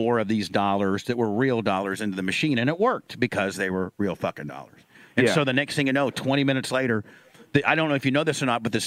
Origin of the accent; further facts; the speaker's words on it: Indiana, United States; I grew up in Indiana.